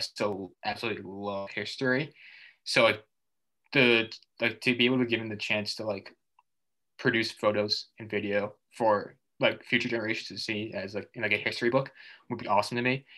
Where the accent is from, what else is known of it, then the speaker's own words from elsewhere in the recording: Massachusetts, United States; I'm from Massachusetts